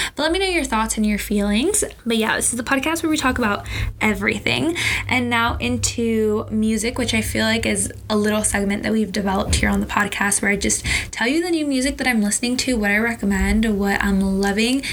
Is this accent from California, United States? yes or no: yes; Southern California, United States; I'm 22. I'm from Southern California